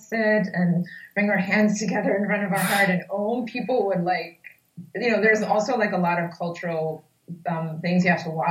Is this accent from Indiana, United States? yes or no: no; New York, United States; I grew up in the Washington Heights neighborhood of New York, which is in Upper Manhattan